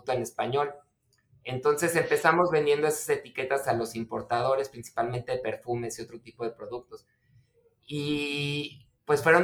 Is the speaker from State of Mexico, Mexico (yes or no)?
no; Mexico City, Mexico; born there; now in Tijuana, Mexico; yo empecé el, negocio en 1994 cuando me vine a vivir acá de la Ciudad de México. Espero que no me lo tomen a mal, soy chilango de nacimiento